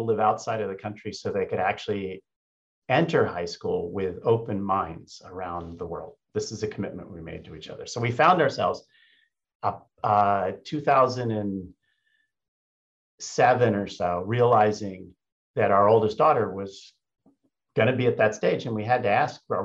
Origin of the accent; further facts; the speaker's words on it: United States; also born or lived in Germany; in my imperfect German, I speak it fluently, but I'm still an American